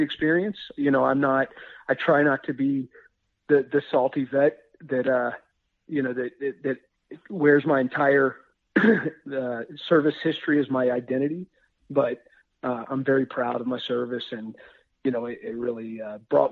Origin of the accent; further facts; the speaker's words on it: Winston-Salem region of North Carolina, United States; also born or lived in Wyoming; my folks made it back here, and this is where I was raised up